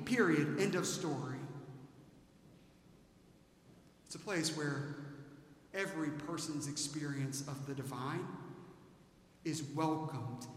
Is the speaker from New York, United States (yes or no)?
no; Aiken, South Carolina, United States; born or raised there; moved away